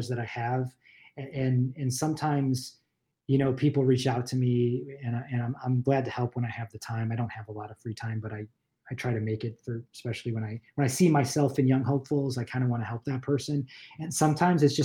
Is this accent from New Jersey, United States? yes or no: no; Buffalo, New York, United States; moved away as an adult; also born or lived in Los Angeles; I grew up in Buffalo, New York